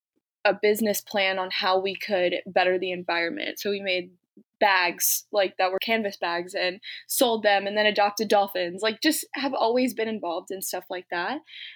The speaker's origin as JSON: {"language": "English", "country": "Germany", "tie": "born or raised there", "said": "I grew up in Germany. So I did grow up an expat. I lived in the community in Germany."}